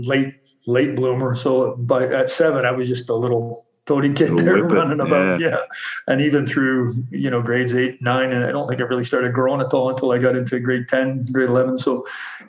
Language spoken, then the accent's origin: English; Ontario, Canada; now in Montreal, Canada; the town I grew up in Ontario